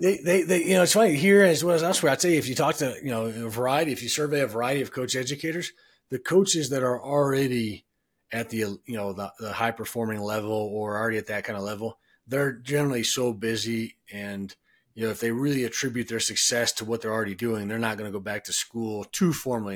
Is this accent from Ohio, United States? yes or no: yes; Cleveland, Ohio, United States; now in Denver, United States; I'm from Cleveland